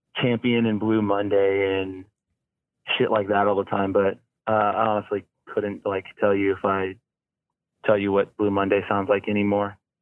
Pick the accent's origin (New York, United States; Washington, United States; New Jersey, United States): Washington, United States; Olympia; also born or lived in Colorado / Seattle, Washington; I moved here when I was really young because my dad died. Um, but uh, I've been in Olympia or Seattle pretty much for like the last my whole life